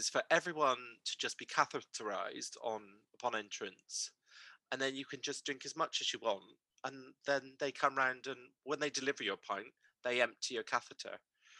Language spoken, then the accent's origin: English; Bristol, South West England, United Kingdom; accent: Bristol; I tried to soften it and get rid of it because I was very embarrassed about my Bristol accent